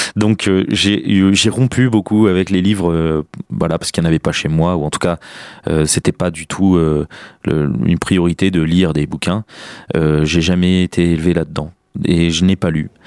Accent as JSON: {"language": "French", "town": "Chartres", "region": "Centre-Val de Loire", "country": "France", "tie": "born or raised there", "moved": "yes", "lives_now": "Orléans, France", "said": "Je suis né à Chartres, donc dans une famille modeste"}